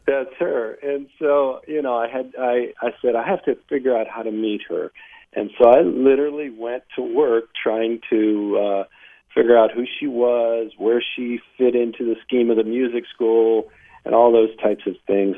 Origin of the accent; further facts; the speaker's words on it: Warren, Ohio, United States; I was born in Northeast Ohio, a uh, small labor town uh, called Warren